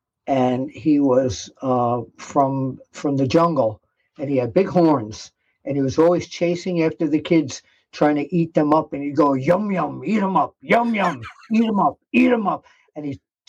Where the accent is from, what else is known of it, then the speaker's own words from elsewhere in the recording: New York City, New York, United States; the apartment building I grew up in Queens, New York.